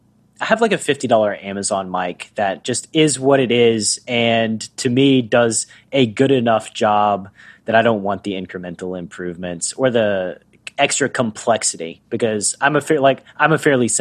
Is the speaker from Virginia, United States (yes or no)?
no; Tennessee, United States; I'm from Tennessee.